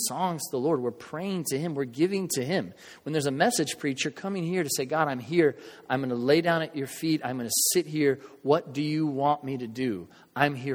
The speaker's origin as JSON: {"language": "English", "country": "United States", "said": "with us as Americans, especially for us as American believers"}